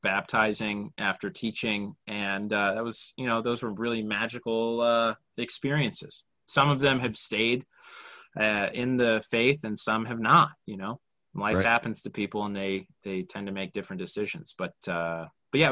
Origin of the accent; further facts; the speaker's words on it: Orem, Utah, United States; I grew up in Orem